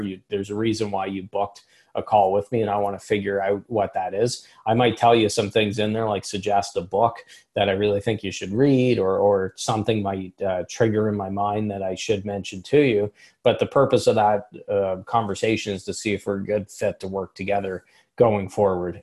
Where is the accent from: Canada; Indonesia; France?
Canada; I'm speaking as a Canadian